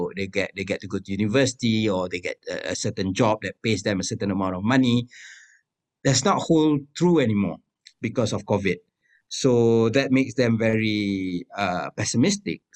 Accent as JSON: {"language": "English", "region": "East Coast of Malaysia", "country": "Malaysia", "said": "We are from the East Coast of Malaysia, from a very religious family, family of Muslim scholars"}